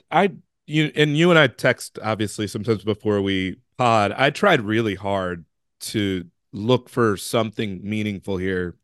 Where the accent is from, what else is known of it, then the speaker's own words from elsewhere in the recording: Chicago, Illinois, United States; I'm from Chicago